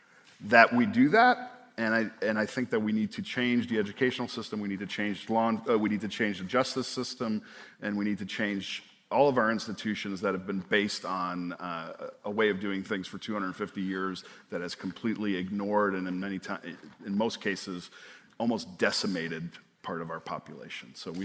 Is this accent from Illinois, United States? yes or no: yes; Chicago, Illinois, United States; and I come from Chicago, and Chicago is still one of the most segregated cities in the country.